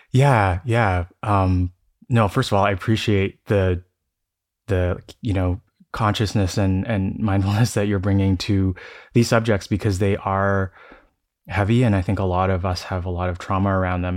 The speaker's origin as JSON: {"language": "English", "town": "Toronto", "region": "Ontario", "country": "Canada", "tie": "born or raised there", "also_born_or_lived": "Denver", "moved": "yes", "lives_now": "San Francisco, United States", "said": "I grew up in Toronto, and I um, I'm currently in between San Francisco and Denver"}